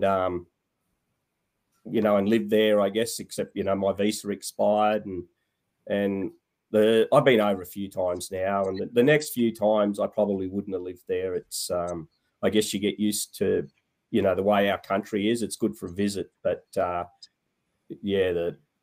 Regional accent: TSS, Queensland, Australia; also born or lived in Western Australia; I went to boarding school from grade three. I was born in West Australia, actually, and went over to school at TSS there through to my senior year.

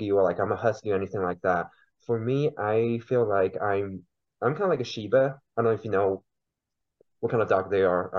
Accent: China; first language Mandarin; English is a second language; now in Oklahoma City, United States; so I was born and raised in China originally. I came to the United States about 10 years ago

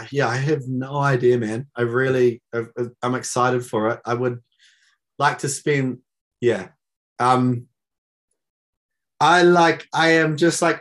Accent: Gisborne, New Zealand; in Gisborne, in my hometown

